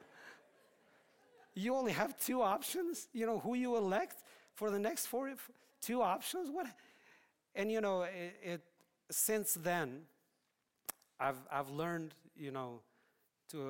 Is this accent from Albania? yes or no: yes; Albania; moved away; I'm from Albania.